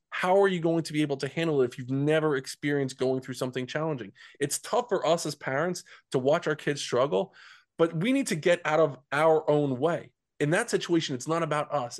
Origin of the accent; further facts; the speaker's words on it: New Jersey, United States; growing up in Central Jersey